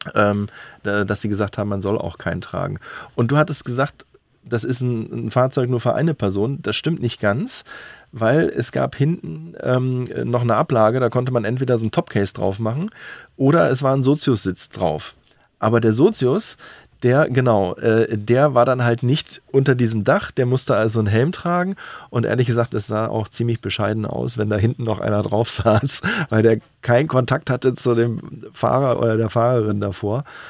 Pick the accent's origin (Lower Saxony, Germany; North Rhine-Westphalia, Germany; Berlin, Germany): Berlin, Germany; als Berliner